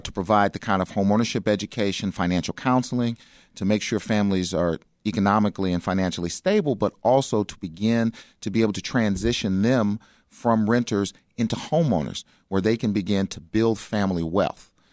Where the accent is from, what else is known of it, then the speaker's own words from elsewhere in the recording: Chicago, Illinois, United States; I grew up in South Shore